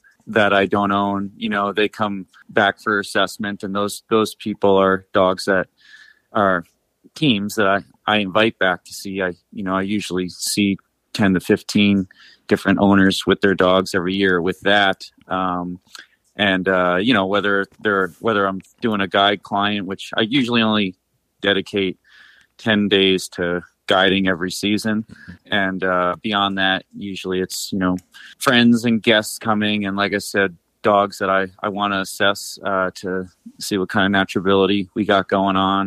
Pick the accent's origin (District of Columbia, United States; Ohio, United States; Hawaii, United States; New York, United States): New York, United States; now in Upper Peninsula, Michigan, United States; I'm from New York